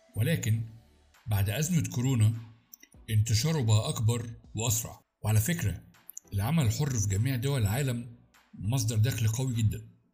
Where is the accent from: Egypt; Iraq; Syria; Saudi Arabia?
Egypt; أنا شخص مصري